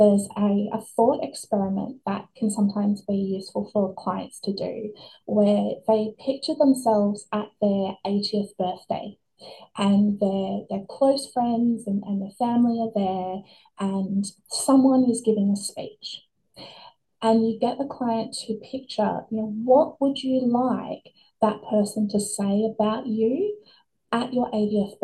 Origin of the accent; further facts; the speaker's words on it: Australia; kids growing up in Australia in the 90s, early 2000s